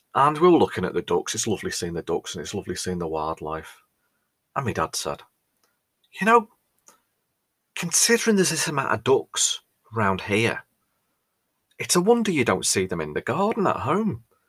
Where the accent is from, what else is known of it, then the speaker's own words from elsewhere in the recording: Ellesmere Port, North West England, United Kingdom; we're not Scousers, we're from Cheshire